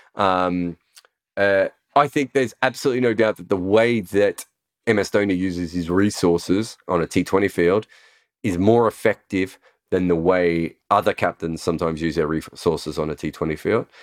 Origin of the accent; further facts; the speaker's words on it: Australia; moved away as an adult; now in United Kingdom; being an Australian who's moved to the U K